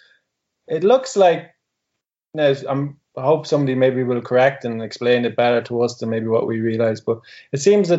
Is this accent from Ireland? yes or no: yes; Ireland; And that's coming from myself, who would be an Irishman